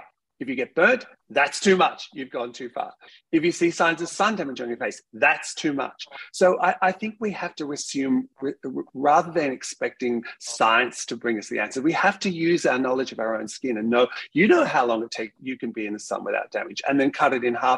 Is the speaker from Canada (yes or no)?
no; Australia; being an Australian scientist